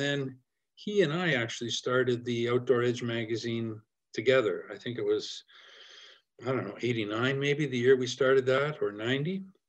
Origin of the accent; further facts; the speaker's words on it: Canada; I kind of love being in Canada. I love being Canadian. I love the opportunities we have here for outdoor adventure.